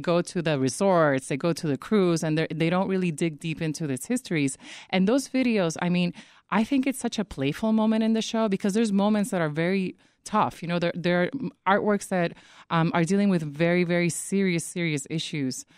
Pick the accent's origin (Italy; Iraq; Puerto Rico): Puerto Rico; moved away; I grew up in the Caribbean, I grew up in Puerto Rico